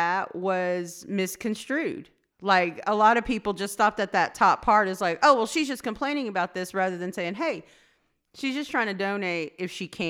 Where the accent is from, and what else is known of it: Anadarko, Oklahoma, United States; born or raised there